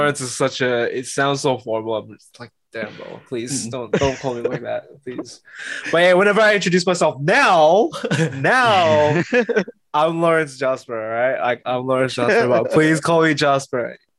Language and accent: English; Philippines; I'm Filipino, man.